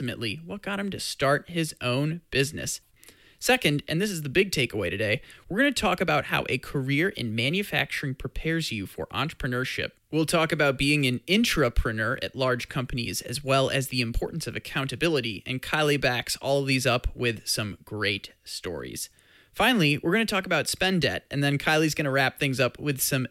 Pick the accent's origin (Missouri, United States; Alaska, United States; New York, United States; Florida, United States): Missouri, United States; St. Louis; You and I, we're both from St. Louis